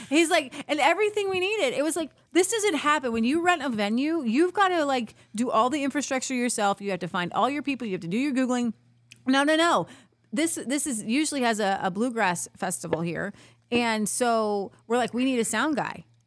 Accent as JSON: {"language": "English", "town": "Cincinnati", "region": "Ohio", "country": "United States", "said": "I'm from Cincinnati, right over the river"}